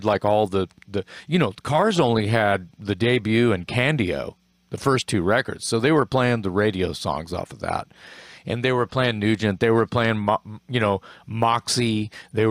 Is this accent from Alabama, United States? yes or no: no; Corpus Christi, Texas, United States; When I was a young boy growing up in Corpus Christi, Texas.